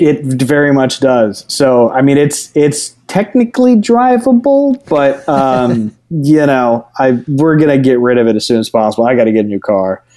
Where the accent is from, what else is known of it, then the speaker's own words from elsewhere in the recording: Houston, Texas, United States; also born or lived in New Orleans, Louisiana / Denton, Texas; moved to Houston and lived in Houston till I was 18